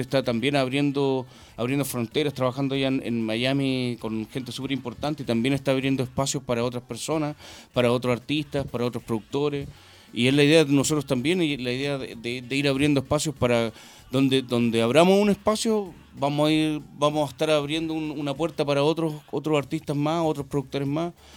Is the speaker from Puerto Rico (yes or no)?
no; Santiago, Santiago Metropolitan Region, Chile; yo soy de Santiago Centro